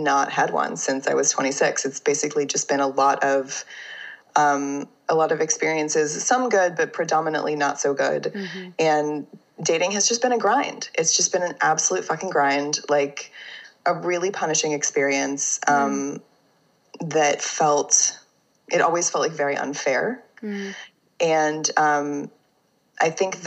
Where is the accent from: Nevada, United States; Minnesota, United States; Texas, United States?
Texas, United States; Fort Worth; moved away as an adult; I am from Fort Worth, Texas. I lived in Texas for the first 23 years of my life. So I'm definitely a Texan.